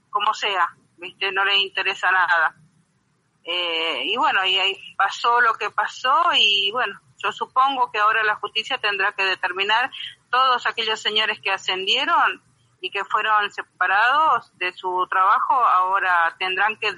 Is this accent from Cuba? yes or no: no; Argentina; yo soy argentina. Antes que nada me pongo la camiseta de Argentina.